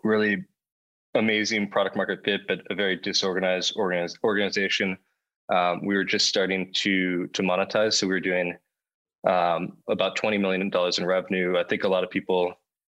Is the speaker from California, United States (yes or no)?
yes; near Palo Alto, California, United States; also born or lived in Los Angeles, United States; I grew up 5 minutes from Palo Alto and 5 minutes from Sand Hill Road